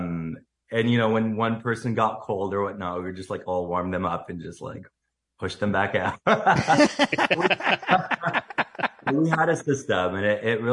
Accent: Syria; moved away as an adult; now in Canada; I moved from Syria when I was 18, to Canada.

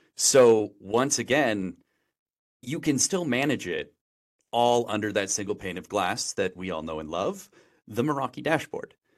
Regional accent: Wisconsin, United States; moved away as an adult; now in San Francisco, United States; I grew up in Wisconsin my whole life

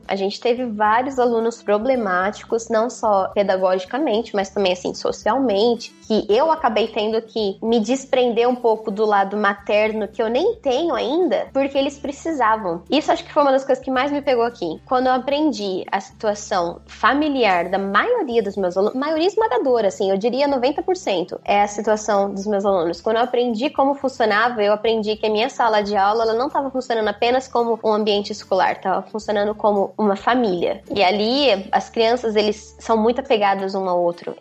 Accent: Presidente Prudente, São Paulo, Brazil; moved away as an adult; now in Mongolia; eu sou de Presidente Prudente, no interior de São Paulo, oeste de São Paulo

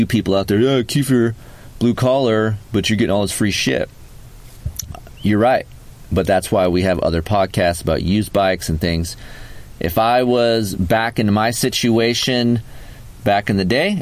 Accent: United States; We're American

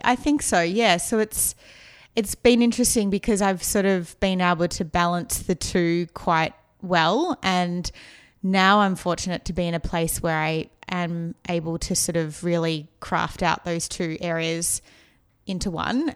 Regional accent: Melbourne, Victoria, Australia; now in Los Angeles, United States; I grew up in the outskirts of Melbourne in a place called Eltham

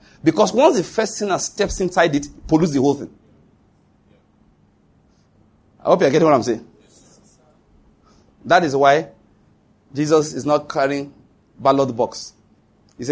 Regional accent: Nigeria; as a Nigerian

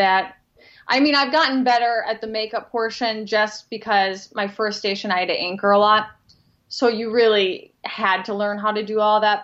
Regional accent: Minnesota, United States; also born or lived in Knoxville / Rochester; I'm from Minnesota

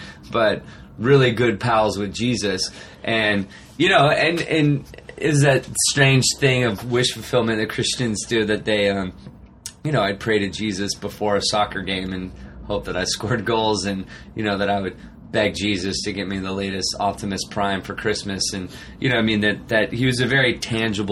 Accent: Arcata, California, United States; also born or lived in Eureka, California; I grew up in Humboldt County, so I was born in Eureka, California. Okay. So up way north, Eureka, Arcata is where I grew up.

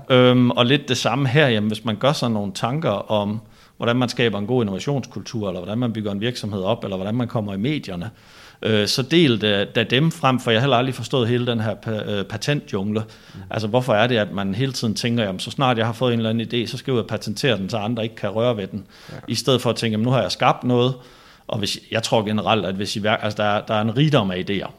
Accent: Denmark; now in Copenhagen, Denmark; nu er jeg jo fra Jylland

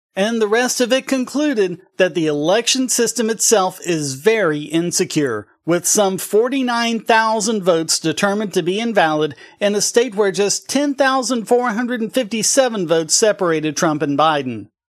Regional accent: North Carolina, United States

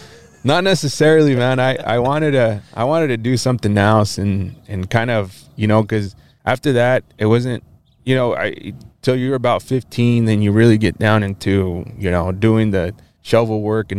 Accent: Walla Walla, Washington, United States; born there; I was born here, and actually in Washington State. I was born in Walla Walla.

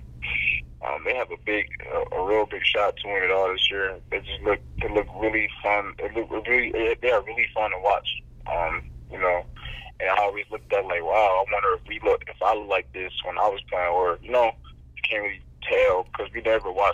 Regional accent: Michigan, United States

